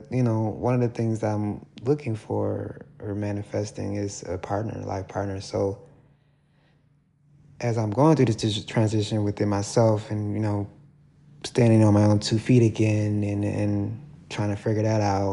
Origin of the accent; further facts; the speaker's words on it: Milwaukee, Wisconsin, United States; moved away as an adult; also born or lived in Baton Rouge, Louisiana; Around 2021, I moved from my hometown, Milwaukee